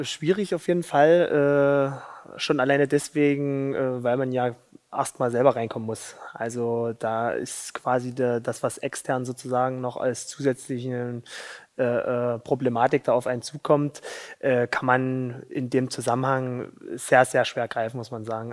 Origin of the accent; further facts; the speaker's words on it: Saxony, Germany; ich will doch aber in Sachsen bleiben, in mein, bei meiner Familie, in meiner Heimat